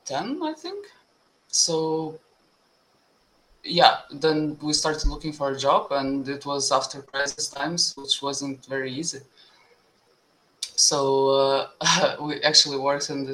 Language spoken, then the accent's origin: English; Vilnius, Vilnius County, Lithuania; moved away as an adult; also born or lived in Netherlands; I'm from Vilnius